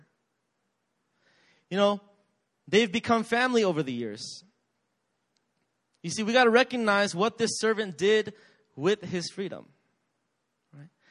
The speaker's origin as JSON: {"language": "English", "country": "United States", "tie": "born or raised there", "said": "I grew up in America"}